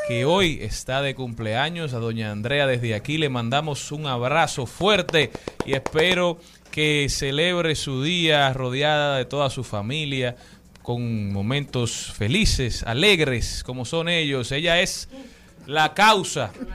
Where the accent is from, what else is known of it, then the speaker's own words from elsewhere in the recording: Dominican Republic; nuestra primera responsabilidad como dominicanos es conocer nuestra media isla